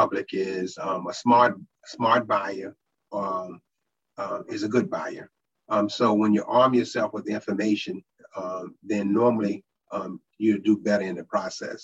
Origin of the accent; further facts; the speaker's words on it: North Augusta, South Carolina, United States; I grew up in North Augusta. I was born at the old University Hospital for the old folks